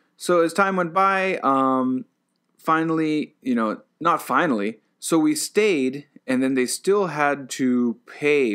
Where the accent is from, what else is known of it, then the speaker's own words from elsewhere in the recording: United States; now in Japan; I'm an American citizen